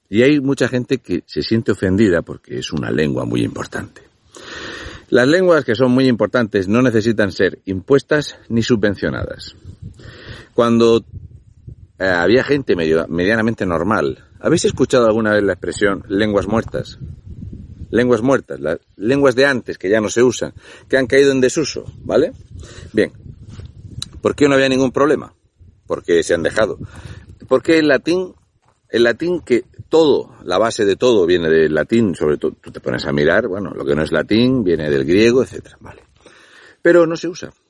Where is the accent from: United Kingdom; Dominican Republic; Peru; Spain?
Spain; Fuente Álamo, Region of Murcia; Yo soy español y dentro de que soy español, pues soy de Murcia y dentro de Murcia, pues soy de Fuente Álamo.